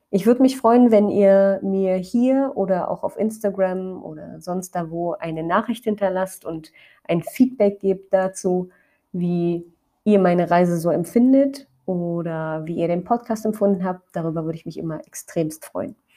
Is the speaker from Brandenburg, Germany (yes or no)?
yes; Brandenburg, Germany; Ich weiß, in Brandenburg sind gerade Ferien, da wo ich herkomme.